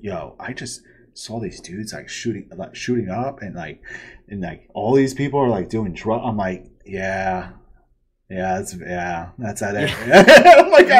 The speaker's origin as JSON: {"language": "English", "region": "Northeast", "country": "United States", "said": "I'm from the Northeast, and I used to say Worcester."}